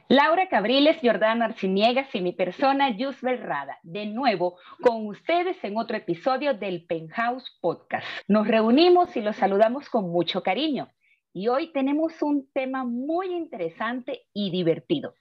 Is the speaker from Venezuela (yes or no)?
yes; Venezuela; also born or lived in Panama; now in Mexico; Cuando salí de Venezuela, llegué a Panamá, llegué aquí a México